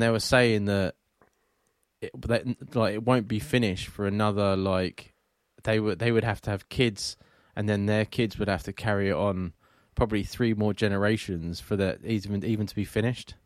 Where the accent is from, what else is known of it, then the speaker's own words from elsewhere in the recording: England, United Kingdom; I am English